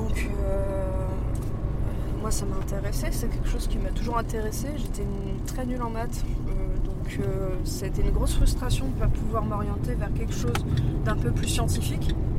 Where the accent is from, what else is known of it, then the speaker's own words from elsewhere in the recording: Paris, Île-de-France, France; Ma mère, d'ailleurs, quand j'étais petite à Paris, nous emmenait goûter euh, au Père Lachaise